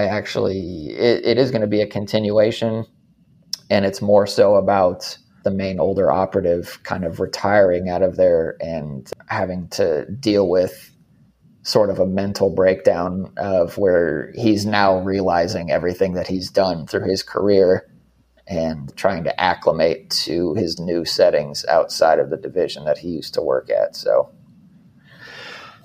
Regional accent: Arizona, United States; I'm from Arizona

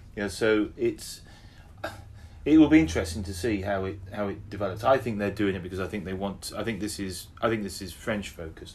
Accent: England, United Kingdom; we're we're you know we're English

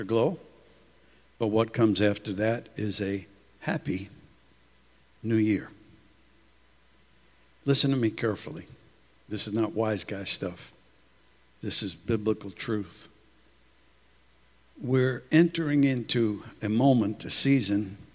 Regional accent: New York City, New York, United States; I'm from Brooklyn

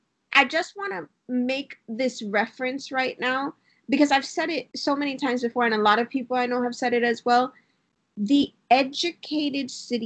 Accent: Miami, Florida, United States; we're from Miami.

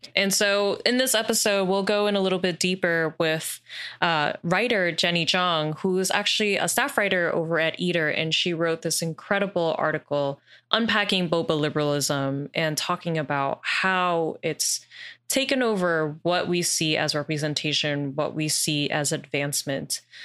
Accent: New York, United States; I grew up here in New York

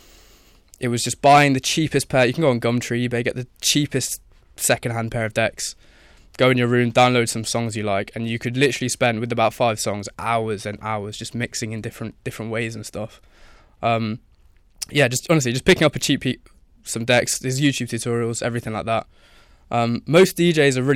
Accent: Leicester, East Midlands, United Kingdom; I'm from Leicester

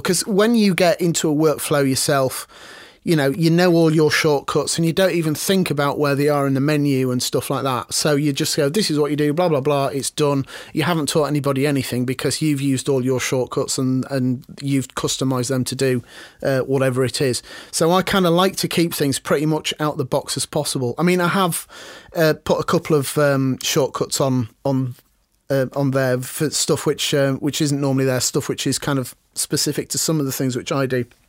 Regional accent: Harrogate, Yorkshire and the Humber, United Kingdom; I grew up in Harrogate

